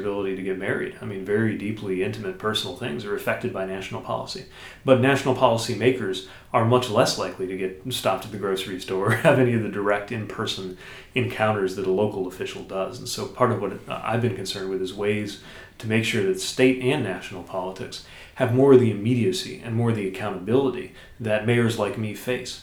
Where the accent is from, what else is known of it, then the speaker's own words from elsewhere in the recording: South Bend, Indiana, United States; my my hometown schools